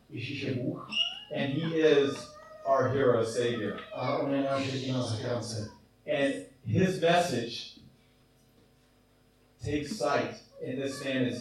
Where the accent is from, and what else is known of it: United States; moved away as an adult; also born or lived in Czech Republic